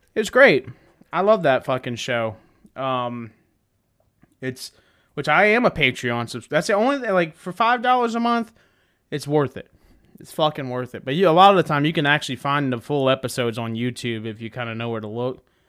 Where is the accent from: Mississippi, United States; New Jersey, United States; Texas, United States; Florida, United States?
Florida, United States; I'm from Florida.